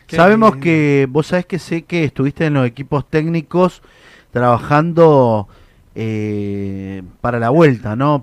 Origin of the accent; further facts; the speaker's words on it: Mendoza, Argentina; Yo soy de Mendoza, soy del oeste